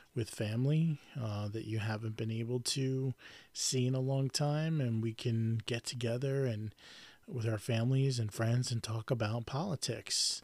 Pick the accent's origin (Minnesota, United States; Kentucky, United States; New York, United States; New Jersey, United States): New York, United States; I grew up in New York my whole life and I'm a New Yorker.